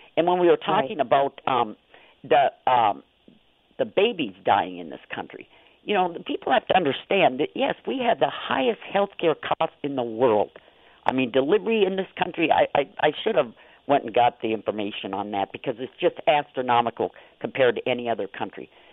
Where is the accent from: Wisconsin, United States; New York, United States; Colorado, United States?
Wisconsin, United States; Niagara; I grew up um in Niagara, Wisconsin, and we had a cottage out on the lake, so we spent every summer out on the lake